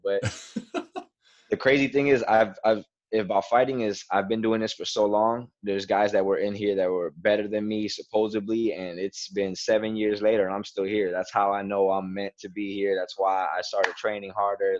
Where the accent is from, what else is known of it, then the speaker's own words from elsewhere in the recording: Miami, Florida, United States; now in Broward County, United States; I was born and raised in Miami, Florida